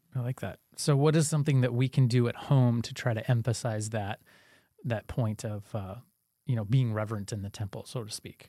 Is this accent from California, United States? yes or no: yes; California, United States; moved away as an adult; now in Michigan, United States; growing up in California